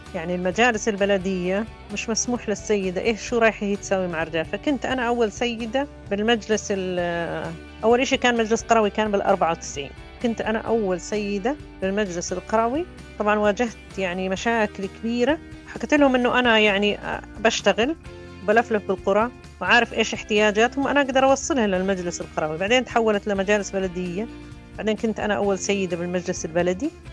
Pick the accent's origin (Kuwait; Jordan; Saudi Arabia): Jordan; Mukawir, Madaba Governorate; أنا من مكاوى